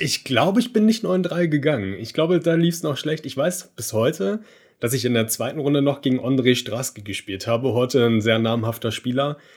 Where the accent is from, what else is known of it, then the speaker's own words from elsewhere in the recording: Berlin, Brandenburg, Germany; ich bin gebürtiger Berliner und habe aber mit der Familie so außerhalb von Berlin gewohnt, also am Randgebiet, dann schon eher Brandenburg